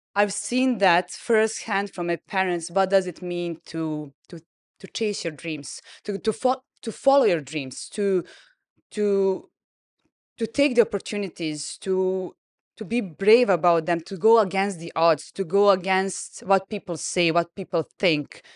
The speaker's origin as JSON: {"language": "English", "country": "Serbia", "tie": "born or raised there", "moved": "as an adult", "lives_now": "Dubai, United Arab Emirates", "said": "I grew up in Serbia"}